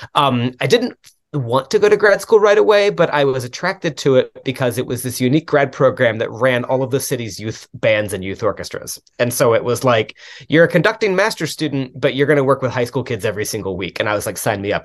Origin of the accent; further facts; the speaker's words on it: Dallas, Texas, United States; moved away; also born or lived in Louisiana / Milwaukee, Wisconsin; I grew up in the Dallas area originally